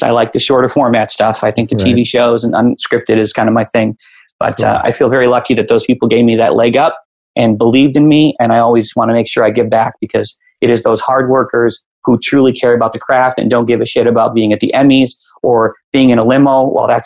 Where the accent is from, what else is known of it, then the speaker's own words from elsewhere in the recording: Chicago, Illinois, United States; I was a kid growing up in Chicago